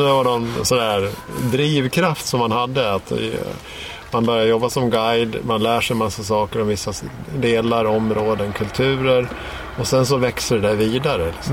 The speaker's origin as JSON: {"language": "Swedish", "region": "Dalarna County", "country": "Sweden", "said": "i Dalarna där jag kommer ifrån"}